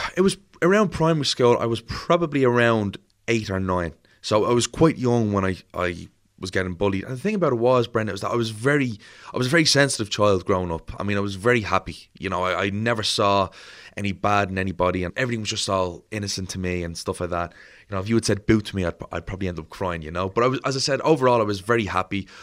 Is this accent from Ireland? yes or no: yes; Dublin, Leinster, Ireland; I'm born in Crumlin, born and raised in Crumlin